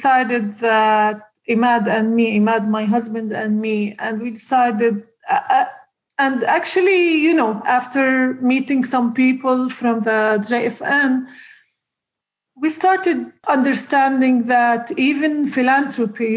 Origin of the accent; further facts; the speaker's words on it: Nazareth, Northern District, Israel; I grew up in Nazareth, a very simple family